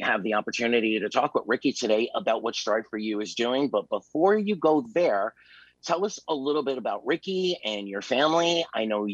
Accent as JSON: {"language": "English", "town": "New York City", "region": "New York", "country": "United States", "said": "I am originally from Staten Island, New York."}